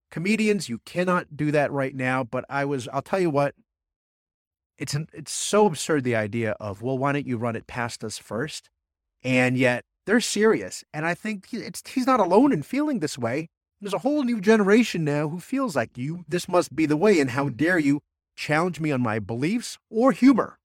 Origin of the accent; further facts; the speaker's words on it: New Jersey, United States; growing up in Jersey